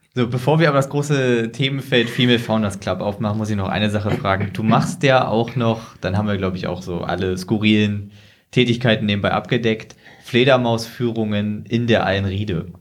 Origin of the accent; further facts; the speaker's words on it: Hildesheim, Lower Saxony, Germany; Dennis und ich, wir kommen ja beide aus Hildesheim